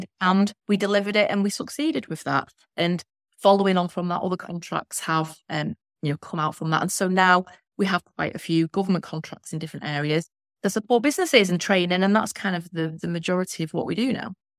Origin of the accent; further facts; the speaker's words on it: Blackpool, North West England, United Kingdom; I'm from Blackpool.